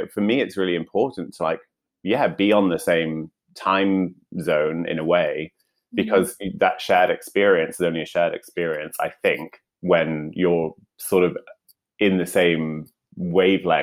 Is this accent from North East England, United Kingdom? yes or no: yes; Newcastle upon Tyne, North East England, United Kingdom; accent: northern; moved away as an adult; also born or lived in Sheffield / Leeds / London; I was born in Sheffield, but raised in Newcastle